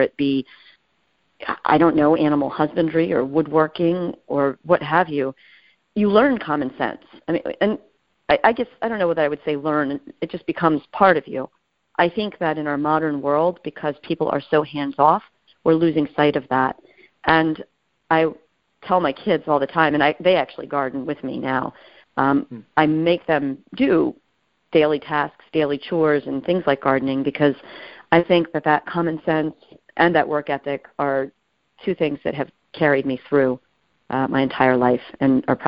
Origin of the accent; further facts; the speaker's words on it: Hilltown, Pennsylvania, United States; I grew up in Bucks County. We're in suburban Philadelphia.